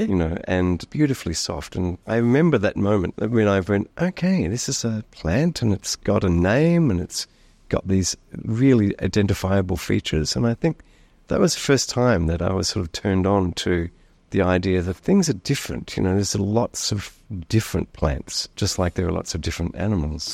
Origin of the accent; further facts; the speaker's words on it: Australia; being Australian